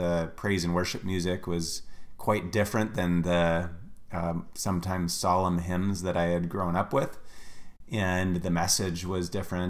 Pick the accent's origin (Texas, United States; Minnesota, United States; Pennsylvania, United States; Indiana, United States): Minnesota, United States; Ely; now in Wisconsin, United States; I grew up in Ely, Minnesota, way up north. It's actually, if you were to fly, it would be 15 miles from the Canadian border